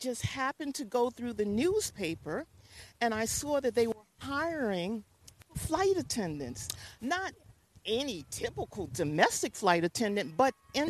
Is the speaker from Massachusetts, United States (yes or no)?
no; New York City, New York, United States; also born or lived in Raleigh, North Carolina / Atlanta; I live in the Bronx, but I grew up and I was born in New York City. I was born in Presbyterian Hospital, August 24th, 1952, 4:45 in the morning.